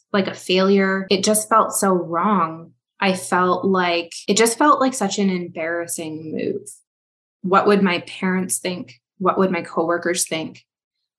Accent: Canada; I am a Canadian

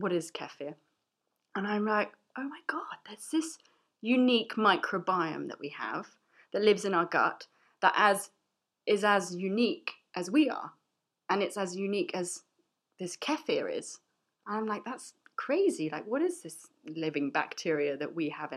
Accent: London, United Kingdom; I'm a chef and I'm from London

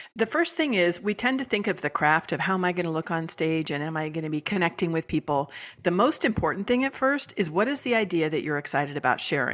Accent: San Francisco Bay Area, California, United States; moved away; I'm originally from California, from the San Francisco Bay Area.

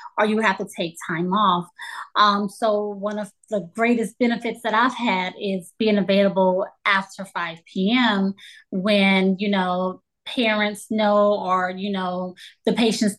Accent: Louisiana, United States; also born or lived in Colorado; now in Texas, United States; I'm from Louisiana

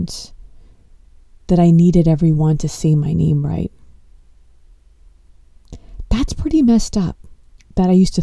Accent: Los Angeles, California, United States; I was born in Los Angeles and I come from an Indian household.

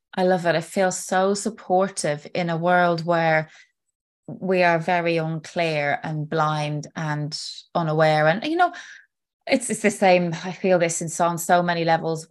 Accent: Ireland; now in United Kingdom; I am Irish living in the UK

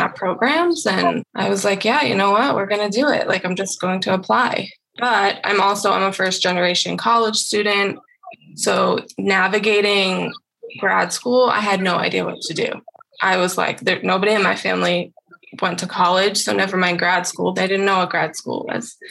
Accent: East Coast, United States; moved away as an adult; now in Arizona, United States; I'm from the East Coast

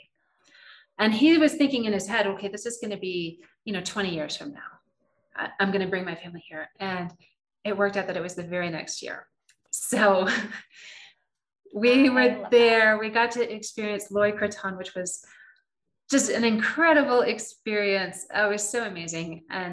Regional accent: United States

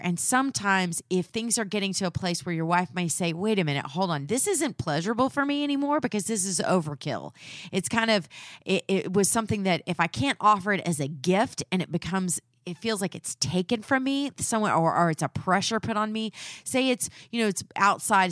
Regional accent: Texas, United States; I'm from the South, and we do those things, but we don't talk about them.

